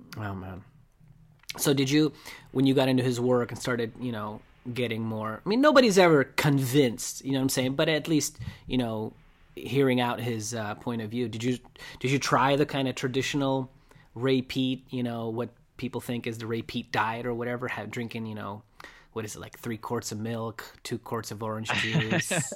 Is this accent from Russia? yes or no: yes; Russia; now in United States; I grew up in Russia